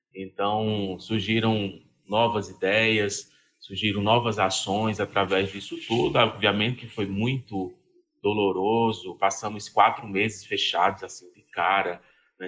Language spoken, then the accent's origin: Portuguese; Serra Talhada, Pernambuco, Brazil; also born or lived in Vitória de Santo Antão / Recife; eu nasci em Serra Talhada, Alto Sertão do Pajeú, Pernambucano, terra do Lampião